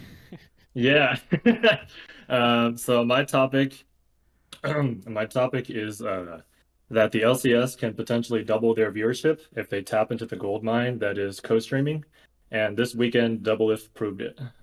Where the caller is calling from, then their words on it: Bay Area, California, United States; calling from the Bay Area